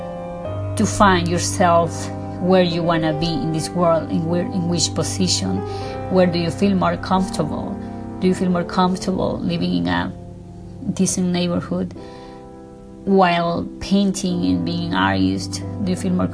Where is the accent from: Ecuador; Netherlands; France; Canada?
Ecuador; English is a second language; now in Beverly Hills, United States